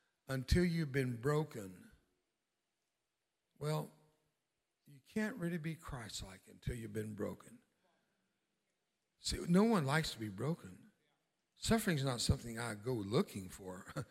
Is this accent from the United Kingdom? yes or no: no; Mexico; I grew up in Mexico and on the border with Mexico. My dad was a missionary and pastor.